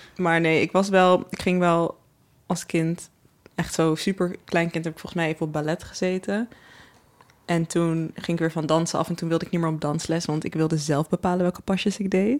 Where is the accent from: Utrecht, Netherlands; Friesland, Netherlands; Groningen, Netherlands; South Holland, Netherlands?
Utrecht, Netherlands; ik kom zelf uit Hooggraven, of eigenlijk Rivierenwijk in Utrecht